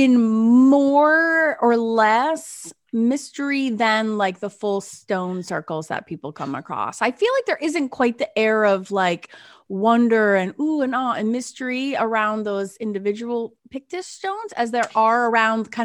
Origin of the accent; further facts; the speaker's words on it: United States; as an American